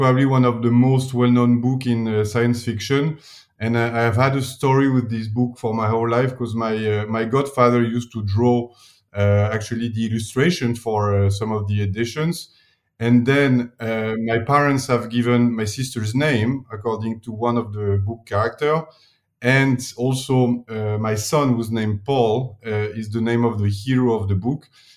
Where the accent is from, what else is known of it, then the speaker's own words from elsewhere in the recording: Paris, Île-de-France, France; accent: French; English is a second language; moved away as an adult; also born or lived in New York, United States; now in Milan, Italy; I'm from Paris originally